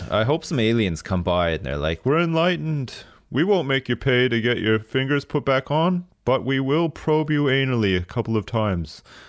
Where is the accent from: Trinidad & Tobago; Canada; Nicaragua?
Canada; And then maybe in England, they gave you a bit more after the fact, but not in, not where I grew up in Canada.